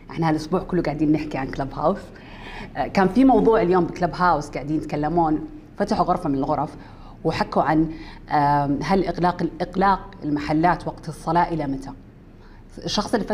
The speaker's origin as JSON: {"language": "Arabic", "country": "Saudi Arabia", "tie": "born or raised there", "said": "واحنا دوله اسلاميه وشيء ثابت عندنا بالسعوديه من يوم كنا صغار"}